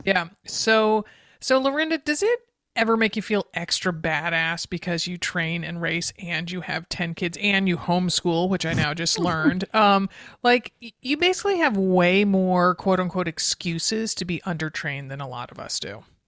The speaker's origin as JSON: {"language": "English", "region": "East Coast", "country": "United States", "tie": "born or raised there", "moved": "yes", "lives_now": "Oregon, United States", "said": "growing up on the East Coast"}